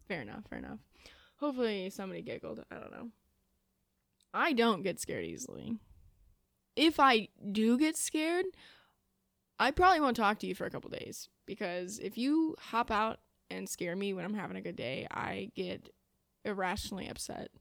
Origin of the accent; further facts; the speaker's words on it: Illinois, United States; moved away as an adult; now in Indiana, United States; I am from Illinois.